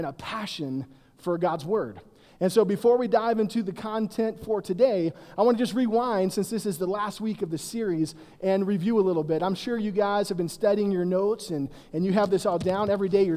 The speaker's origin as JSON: {"language": "English", "region": "South Carolina", "country": "United States", "tie": "born or raised there", "also_born_or_lived": "Virginia / Denver", "moved": "as an adult", "lives_now": "Boulder, United States", "said": "I was born in Virginia, but grew up in South Carolina, so I'm an East Coast boy."}